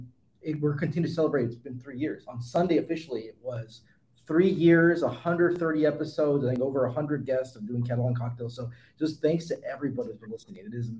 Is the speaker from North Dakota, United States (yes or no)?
no; San Jose, California, United States; moved away; also born or lived in Texas; I'm actually originally from San Jose.